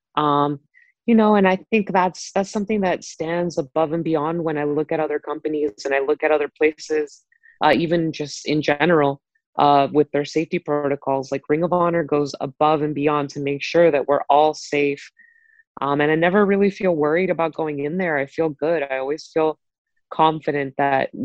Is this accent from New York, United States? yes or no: no; Miami, Florida, United States; moved away as an adult; also born or lived in Orlando, Florida; now in Baltimore, United States; I definitely was in Miami for the majority of my life